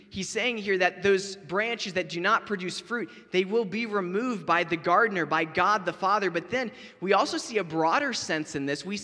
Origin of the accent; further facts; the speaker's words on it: Florida, United States; I grew up in Florida, so we had orange trees everywhere.